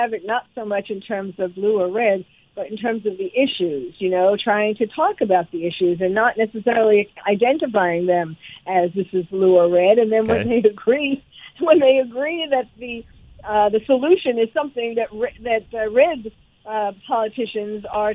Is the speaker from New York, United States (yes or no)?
yes; New York City, New York, United States; moved away; I'm originally from New York, and so New York City